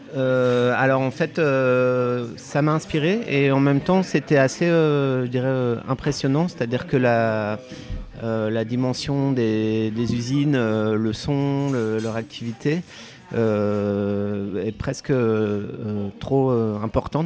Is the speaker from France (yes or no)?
yes; Vosges, Grand Est, France; moved away; j'ai grandi dans les Vosges